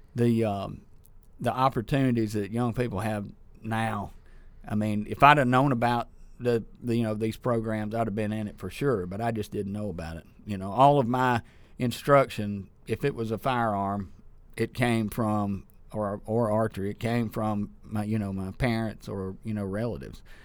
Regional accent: Sturgis, Mississippi, United States; also born or lived in Ackerman / Starkville; I was born in Ackerman and raised in Sturgis and wound up in Starkville

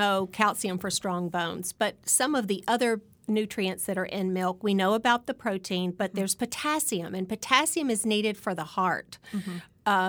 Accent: Alabama, United States; I'm just one over. Yes. I'm from Alabama.

